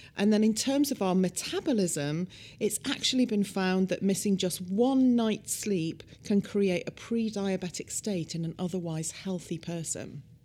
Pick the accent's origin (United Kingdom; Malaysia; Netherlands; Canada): United Kingdom; now in United States; In the U K, where I'm from, as you can probably tell by my accent